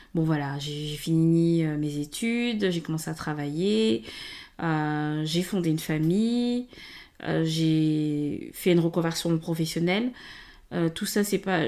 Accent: Gabon; moved away as an adult; now in France; donc moi, je suis née et grandie au Gabon. Euh, et je suis venue en France, je suis arrivée en 2007

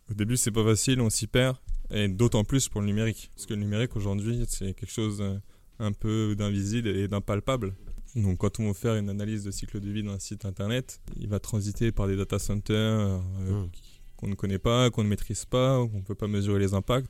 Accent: France; en tant que Français

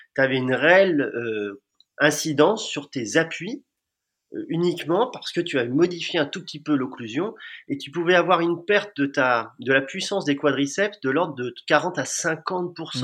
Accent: Amiens, Hauts-de-France, France; je suis natif d'Amiens

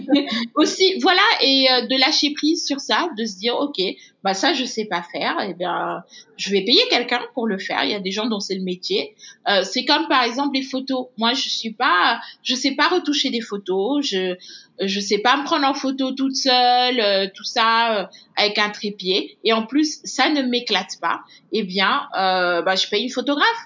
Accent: Senegal; moved away as an adult; also born or lived in Douai, France; moi je suis née au Sénégal, j'ai grandi au Sénégal, mais mes parents sont d'origine béninoise

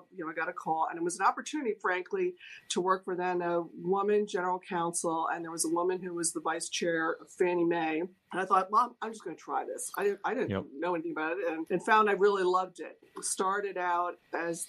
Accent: New Jersey, United States; moved away as an adult; also born or lived in New York; now in Washington, D.C., United States; I grew up in New Jersey and had been in New York

